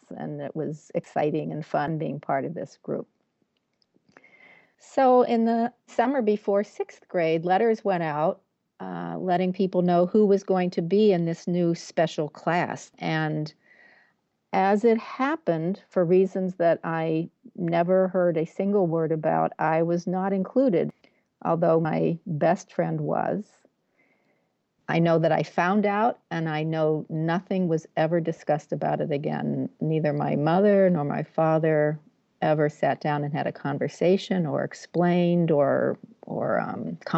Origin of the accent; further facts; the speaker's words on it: Massachusetts, United States; I'm from Massachusetts.